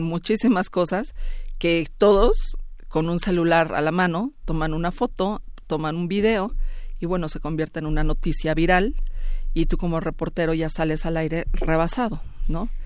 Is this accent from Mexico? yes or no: yes; Mexico; como mexicana